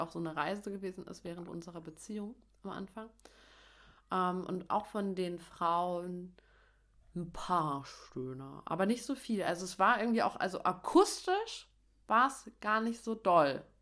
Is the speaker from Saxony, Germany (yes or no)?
yes; Dresden, Saxony, Germany; accent: Saxon; now in Berlin, Germany; Ich komme ja aus Dresden